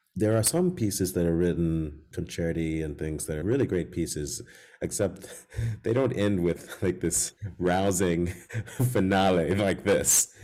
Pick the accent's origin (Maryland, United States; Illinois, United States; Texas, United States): Illinois, United States; Chicago; when I grew up in Chicago